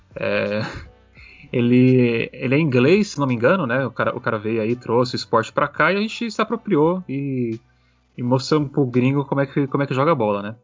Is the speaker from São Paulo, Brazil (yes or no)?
yes; São Paulo, Brazil; Eu sou de São Paulo, sou corintiano